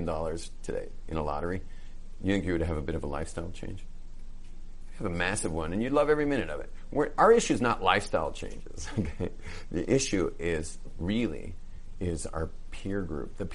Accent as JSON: {"language": "English", "region": "West Coast", "country": "United States", "tie": "born or raised there", "said": "I grew up on the West Coast."}